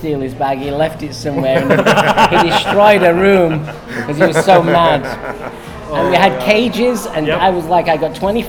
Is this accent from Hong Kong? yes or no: no; Manchester, North West England, United Kingdom; moved away as an adult; also born or lived in London / New York; Growing up in Manchester, it's a music town.